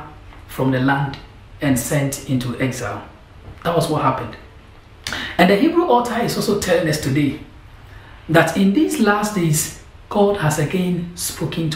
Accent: Ghana; moved away as an adult; now in London, United Kingdom; I'm from Ghana, and I'm here doing Cornhill

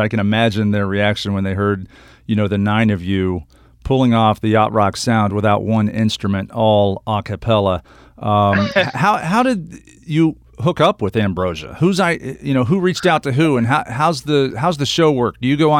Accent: Midwest, United States; I'm from the Midwest

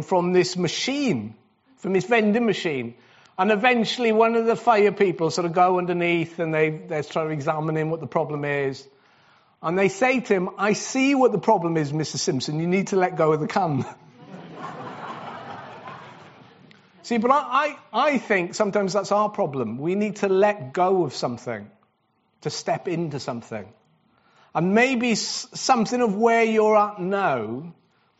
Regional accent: Wales, United Kingdom; I'm Welsh

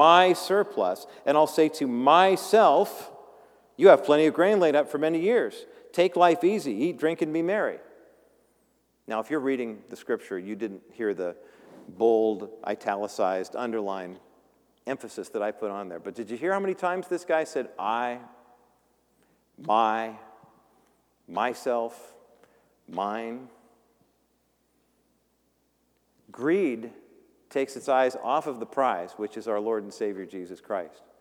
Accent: Whittier, California, United States; also born or lived in Orange County; growing up in Whittier before we moved to Orange County

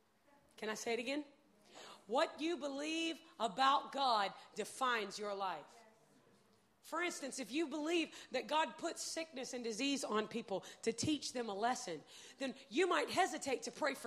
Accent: United States; I'm from America

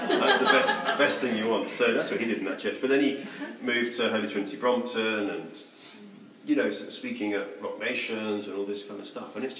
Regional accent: Mauritius; The primary reason for going was I grew up in Mauritius.

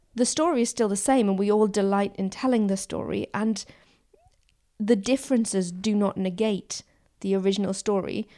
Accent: Newcastle upon Tyne, North East England, United Kingdom; moved away; I grew up in Newcastle

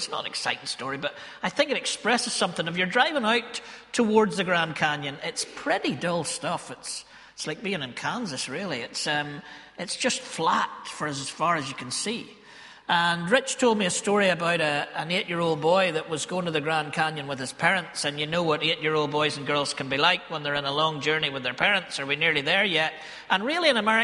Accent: Ballymena, Northern Ireland, United Kingdom; accent: Ballymena; Ballymena folk are a bit like Galileans because we're, you know, our accent betrays us

